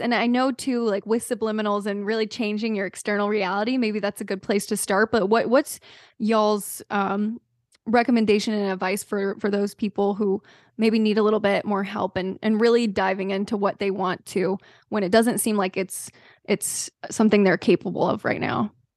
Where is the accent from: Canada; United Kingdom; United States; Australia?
United States; the South; myself growing up in the South